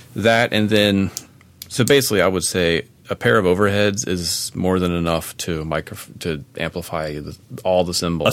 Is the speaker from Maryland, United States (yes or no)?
yes; Maryland, United States; my home state of Maryland